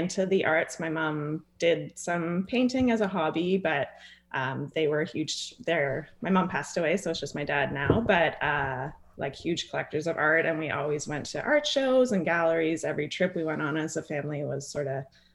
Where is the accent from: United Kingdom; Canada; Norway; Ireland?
Canada; Bracebridge, Ontario; also born or lived in British Columbia; now in Windermere, Canada; I grew up in Bracebridge, just not far from the downtown